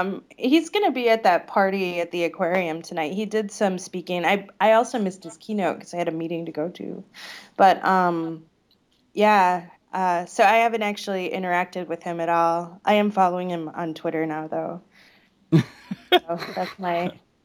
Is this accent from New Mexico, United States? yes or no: no; Illinois, United States; Well, I grew up near Chicago, so we don't have like the long vowels that we do there.